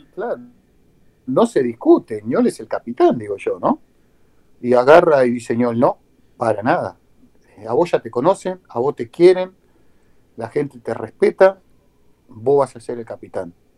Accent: Argentina; moved away; also born or lived in Peru; Por eso yo soy, soy, un argentino bamba, ¿no? Con pasaporte argentino, pero con sangre paraguaya porque mi papá y mamá son paraguayos, se casaron en Argentina

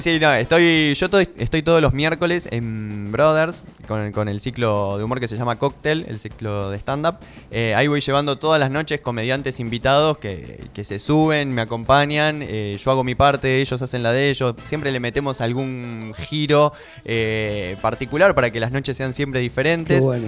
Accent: Buenos Aires, Argentina; now in Tandil, Argentina; soy porteño

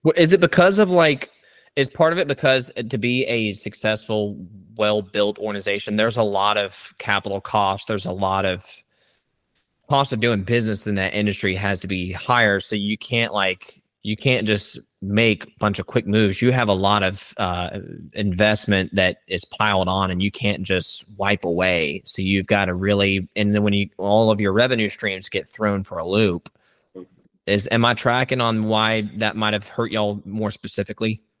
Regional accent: Savannah, Georgia, United States; I too was born and raised in the Savannah area

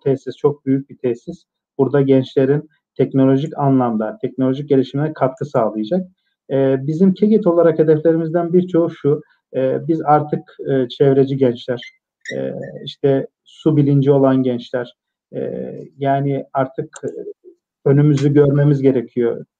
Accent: Malatya, Turkey

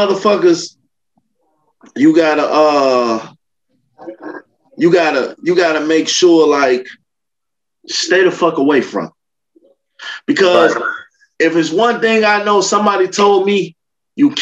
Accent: Chicago, Illinois, United States; I'm from Chicago. It's very real. Like, Chicago people, they hate to see the next person come up.

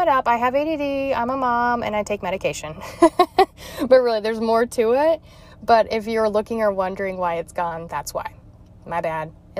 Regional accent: Utah, United States; moved away as an adult; also born or lived in Missouri; I was born and raised in Utah

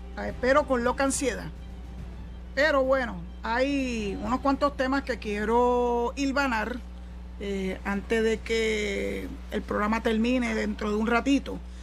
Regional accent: San Juan, Puerto Rico; yo me crié en Villanevares.

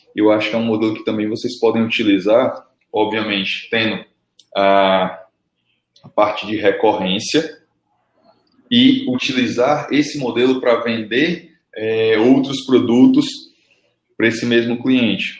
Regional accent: Fortaleza, Ceará, Brazil; aqui no Ceará, velho, como eu sou de Fortaleza

